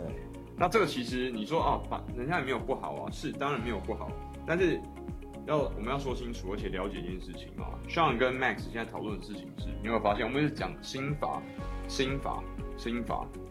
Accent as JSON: {"language": "Chinese", "country": "Taiwan", "said": "我一个台湾人"}